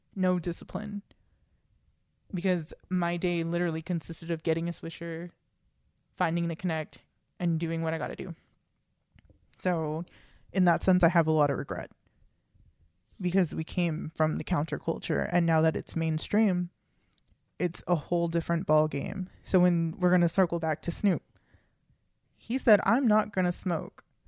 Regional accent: Texas, United States; we're two kids from Texas

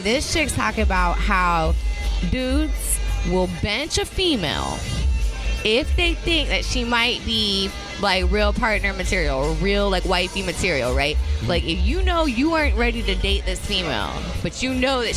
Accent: Naples, Florida, United States; I'm from Naples

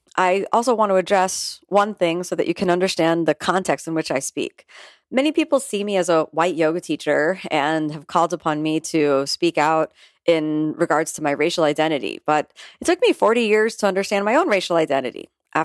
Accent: Florida, United States; You know, I'm a multiracial female born and raised in South Florida to a middle-class family

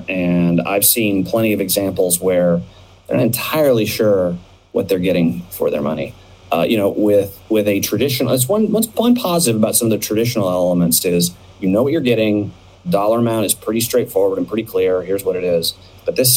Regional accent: Phoenix, Arizona, United States; I grew up in Phoenix when Southwest was little tiny Southwest

